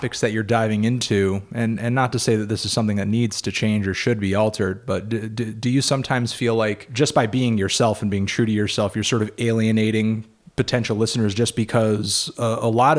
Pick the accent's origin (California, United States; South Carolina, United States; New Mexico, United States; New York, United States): New York, United States; We're from New York